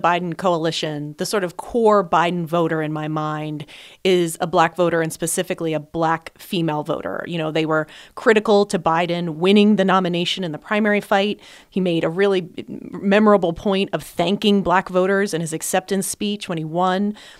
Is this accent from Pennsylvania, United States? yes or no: yes; Pennsylvania, United States; moved away; my home state of Pennsylvania